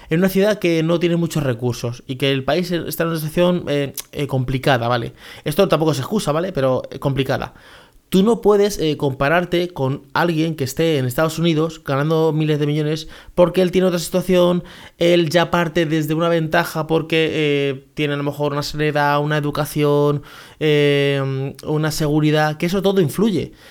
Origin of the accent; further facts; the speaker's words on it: Venezuela; Por ejemplo, yo soy una persona que soy de Venezuela.